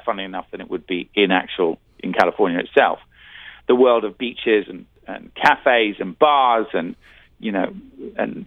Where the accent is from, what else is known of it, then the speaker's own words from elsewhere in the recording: Belfast, Northern Ireland, United Kingdom; I was born in Belfast